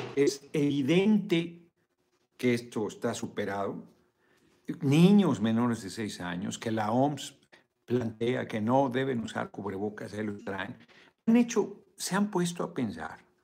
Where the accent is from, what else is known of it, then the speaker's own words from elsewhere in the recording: Mexico; Qué bonito es nuestro país